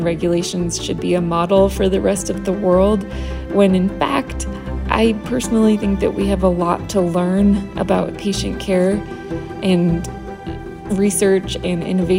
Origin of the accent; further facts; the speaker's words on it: United States; as someone who was born and raised in the United States